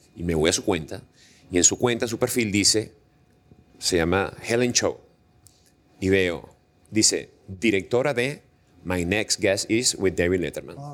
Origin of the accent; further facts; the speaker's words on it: Venezuela; moved away as an adult; now in Panama; sueño con el momento en que yo regrese a mi país